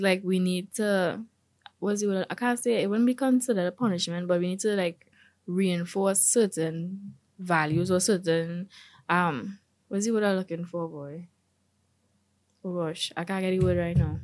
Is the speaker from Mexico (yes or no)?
no; Trinidad & Tobago; being a Trinidadian